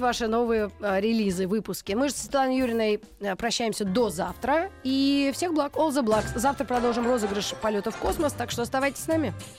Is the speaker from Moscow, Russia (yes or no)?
yes; Moscow, Russia; мы, москвичи-то